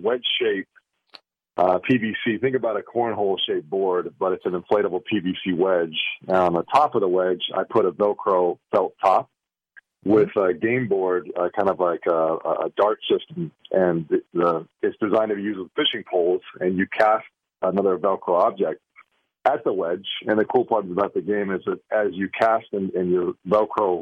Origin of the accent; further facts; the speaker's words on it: Wyoming, United States; I grew up in Wyoming fishing in the Uinta Mountains